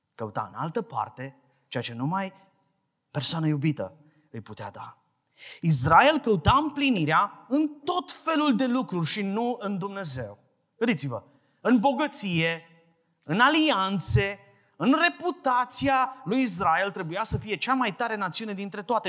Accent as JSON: {"language": "Romanian", "town": "Brăila", "region": "Brăila County", "country": "Romania", "said": "de la Brăila vin"}